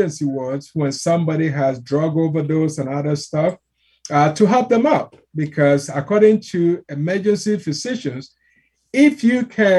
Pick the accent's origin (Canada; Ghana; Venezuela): Ghana; I'm from Ghana, West Africa